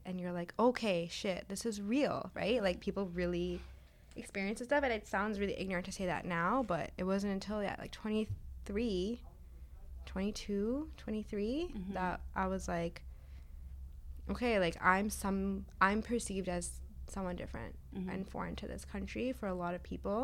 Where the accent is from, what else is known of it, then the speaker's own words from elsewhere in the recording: Canada; also born or lived in Zambia; I grew up in Canada for the most part.